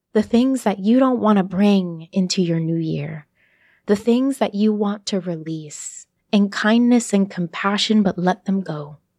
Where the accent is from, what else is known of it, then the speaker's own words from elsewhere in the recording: Brooklyn, New York, United States; moved away as an adult; also born or lived in New Haven / Boston; now in Miami, United States; my hometown of Brooklyn